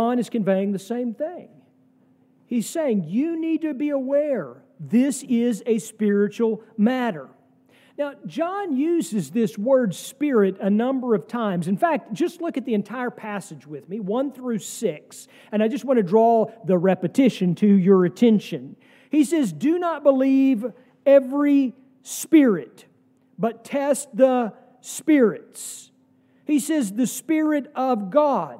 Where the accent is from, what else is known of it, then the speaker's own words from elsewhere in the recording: United States; an American Christian